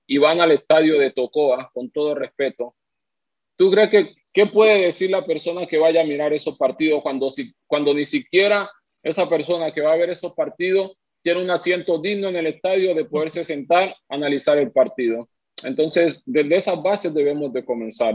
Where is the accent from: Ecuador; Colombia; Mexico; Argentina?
Colombia; now in Honduras; yo soy, yo soy colombiano, mi esposa es venezolana y mi hija es hondureña